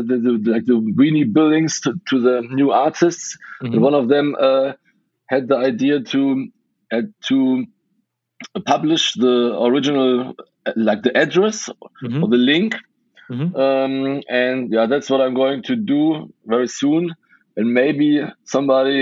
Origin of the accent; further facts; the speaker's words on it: Western Germany, close to Cologne, North Rhine-Westphalia, Germany; English is a second language; also born or lived in Budapest, Hungary; I grew up in Western Germany, close to Cologne